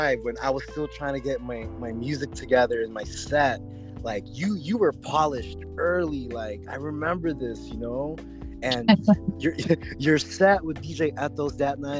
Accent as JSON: {"language": "English", "town": "Oxnard", "region": "California", "country": "United States", "also_born_or_lived": "Fullerton, California", "said": "I'm from Oxnard"}